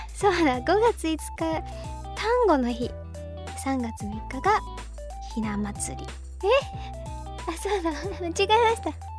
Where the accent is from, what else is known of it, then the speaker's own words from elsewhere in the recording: Kyushu, Japan; 九州出身です